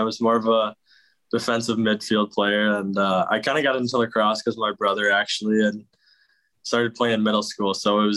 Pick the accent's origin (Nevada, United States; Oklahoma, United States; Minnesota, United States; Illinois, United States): Minnesota, United States; growing up in Minnesota and playing high school hockey